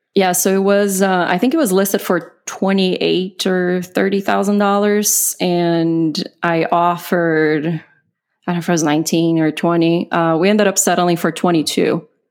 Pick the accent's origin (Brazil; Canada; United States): Brazil; English is a second language; moved away; I'm originally from Brazil. So I, English is not my first language